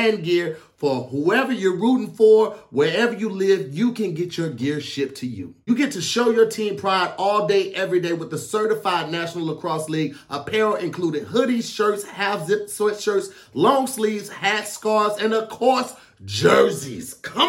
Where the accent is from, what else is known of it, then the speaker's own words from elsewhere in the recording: St. Louis, Missouri, United States; I didn't have a lot of experience growing up in St. Louis around it.